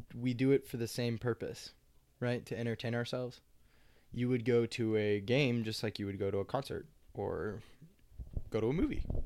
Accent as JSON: {"language": "English", "town": "Lawrence", "region": "Kansas", "country": "United States", "tie": "born or raised there", "said": "I was born and raised in Lawrence"}